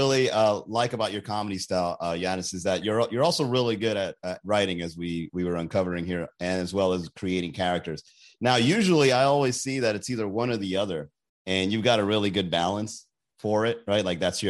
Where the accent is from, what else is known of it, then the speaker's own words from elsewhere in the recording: Long Island, New York, United States; I like that guy. I know that guy. I'm from Long Island.